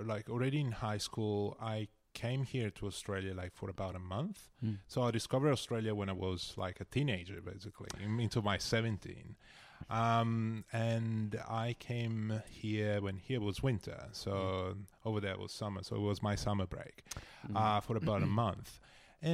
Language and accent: English; Italy; Oh, I didn't move that much. So I was just in my small little town.